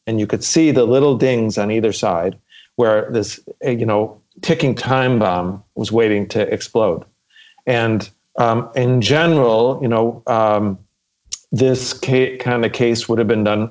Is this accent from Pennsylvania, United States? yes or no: no; Chicago, Illinois, United States; we had a big family growing up in Chicago